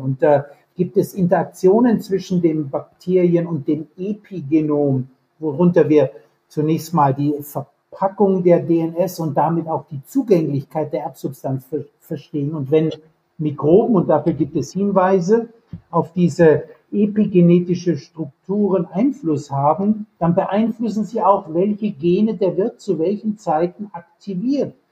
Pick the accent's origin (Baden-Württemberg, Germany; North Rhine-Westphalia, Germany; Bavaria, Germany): Bavaria, Germany; moved away as an adult; also born or lived in Munich / California / Jena; now in Kiel, Germany; Ich bin aufgewachsen in Bayern